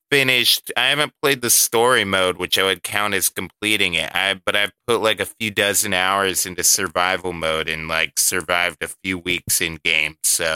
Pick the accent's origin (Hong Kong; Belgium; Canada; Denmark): Canada; I'm Canadian. The game is Canadian. Deal with it.